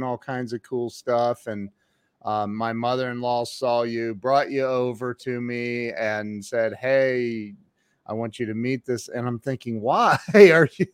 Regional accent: Ohio, United States; I'm from Ohio, so I'm very familiar with snow

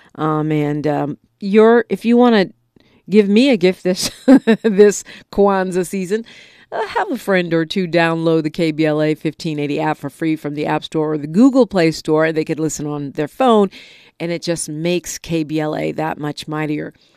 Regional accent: California, United States; as a Californian, right, a, a resident of the Golden State

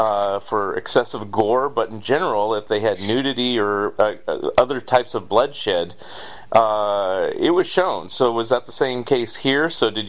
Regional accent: San Francisco Bay Area, California, United States; So, I grew up in the San Francisco Bay Area

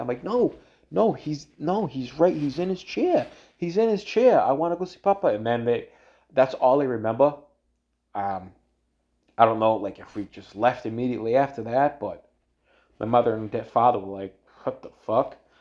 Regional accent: Everett, Massachusetts, United States; I'm from Everett, you know, in, in Massachusetts, I'm from Boston

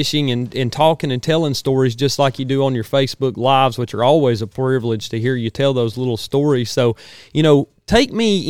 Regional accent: North Georgia, United States; as a young and avid outdoorsman growing up in North Georgia

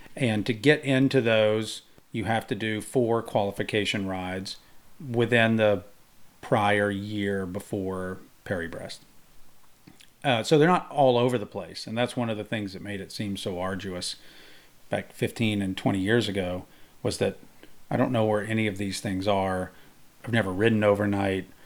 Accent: Mississippi, United States; I grew up in Mississippi

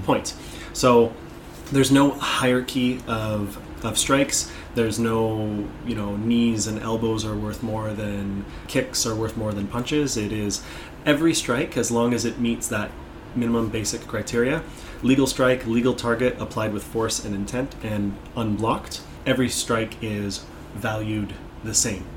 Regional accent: Toronto, Ontario, Canada; in Toronto, Ontario, where I'm from

